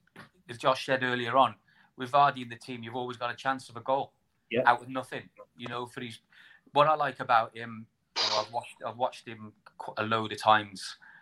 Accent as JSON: {"language": "English", "region": "England", "country": "United Kingdom", "moved": "yes", "lives_now": "Wales, United Kingdom", "said": "as an English person living in Wales"}